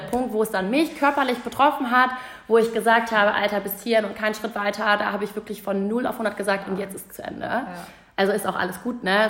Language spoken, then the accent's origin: German; Hamburg, Germany; also born or lived in Munich; Und in Hamburg war es halt so, ich war in der Pole Position. Ne? Ich kannte hier alle, mhm. das war meine Heimat